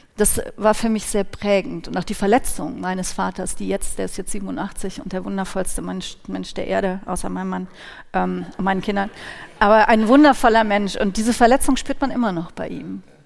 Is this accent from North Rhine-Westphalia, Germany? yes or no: yes; Cologne, North Rhine-Westphalia, Germany; ich bin in Köln geboren und aufgewachsen